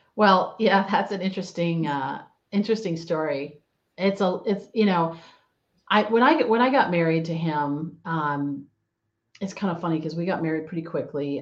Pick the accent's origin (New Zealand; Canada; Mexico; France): Canada; now in San Diego, United States; I am uh, originally from actually from Canada, and now I live down in sunny Southern California in uh, San Diego